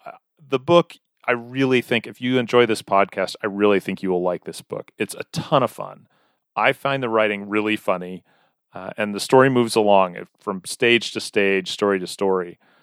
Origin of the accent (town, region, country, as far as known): Weatherford, United States; born or raised there